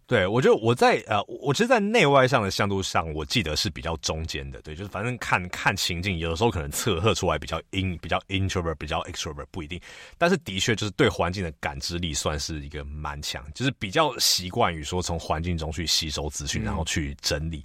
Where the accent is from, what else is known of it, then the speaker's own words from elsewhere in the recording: Taipei, Taiwan; 因为我家族还是算南部人，虽然我在台北长大